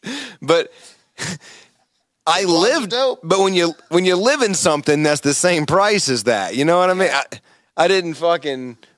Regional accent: Yanceyville, North Carolina, United States; moved away; also born or lived in Southern Virginia; I'm from Yanceyville.

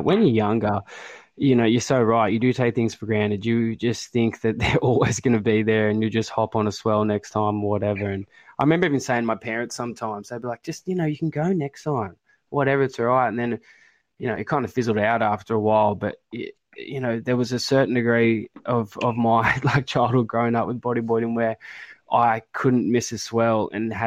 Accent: Grays Point, New South Wales, Australia; I grew up in Grays Point

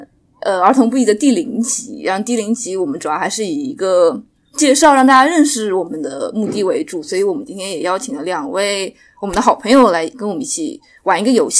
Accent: Shanghai, China; 就我们都是上海人

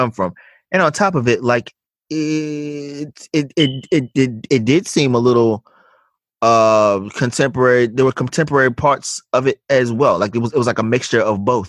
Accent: United States; we as African Americans

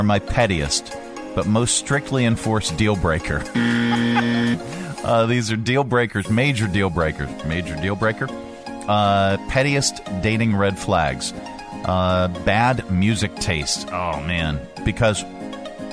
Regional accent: Pittsburgh, Pennsylvania, United States; I'm from Pittsburgh

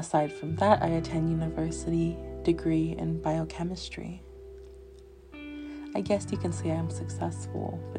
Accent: Northern California, United States; born or raised there; also born or lived in Los Angeles, California

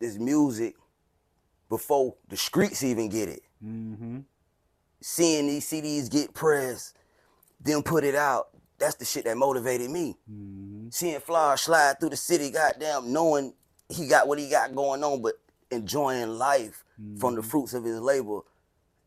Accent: Carolina, United States; now in Hinesville, United States; Ever since I moved to Georgia, I lived in Hinesville. Yeah. But where I come from, Carolina

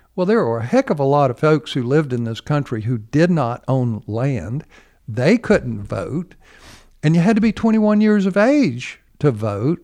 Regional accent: United States

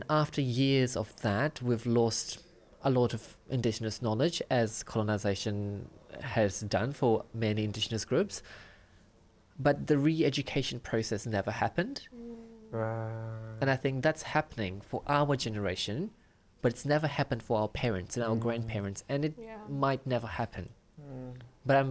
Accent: Fiji; now in Auckland, New Zealand; I grew up in Fiji during a time it was a crime to be gay.

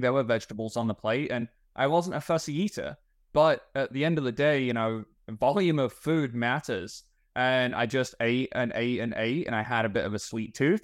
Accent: England, United Kingdom; moved away as an adult; also born or lived in Texas; now in Plano, United States; I am from England, although I've been, uh, you know, in, in America and Texas long enough to pick up on a few of the language habits

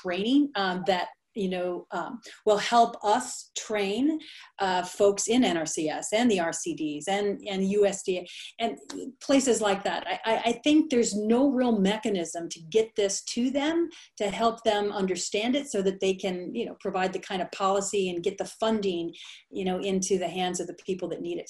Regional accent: Sublette, Illinois, United States; now in Chico, United States; the little tiny town that I grew up in Sublette, Illinois

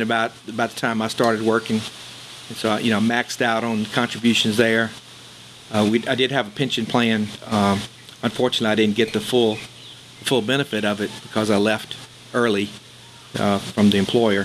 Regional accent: Mississippi Delta, North Mississippi, United States; moved away as an adult; now in New Orleans, United States; I was originally from North Mississippi in the Mississippi Delta. Went to school at Mississippi State and came here straight out of school, so I've been here close to 50 years now

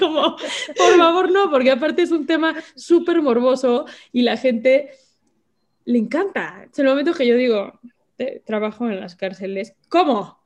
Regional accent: Mexico; soy mexicana

